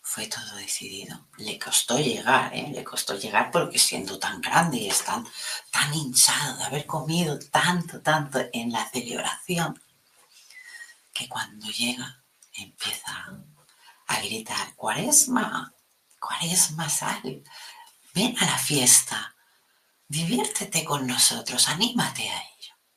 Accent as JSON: {"language": "Spanish", "region": "Catalonia", "country": "Spain", "said": "aquí en mi país, en Cataluña"}